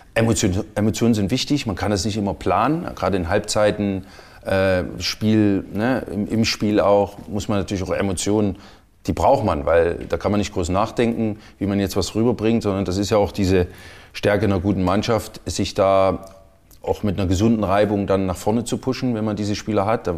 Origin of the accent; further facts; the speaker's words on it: Chemnitz, Saxony, Germany; moved away; kam aus meiner Heimatstadt, aus damals noch Karl-Marx-Stadt, dann Chemnitz.